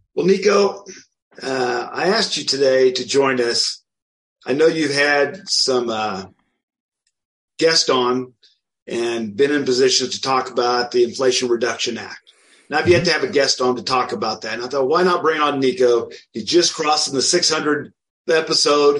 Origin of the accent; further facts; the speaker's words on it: outside of Wichita, Kansas, United States; I grew up outside of Wichita, Kansas.